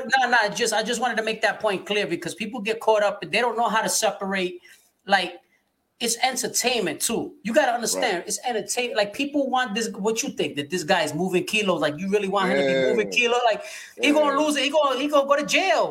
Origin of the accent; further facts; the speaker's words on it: New York, United States; I'm from New York